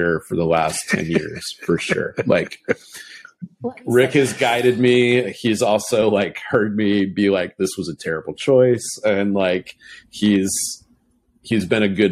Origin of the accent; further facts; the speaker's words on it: Spokane, Washington, United States; moved away; also born or lived in Palouse, Washington; Grew up out in the Palouse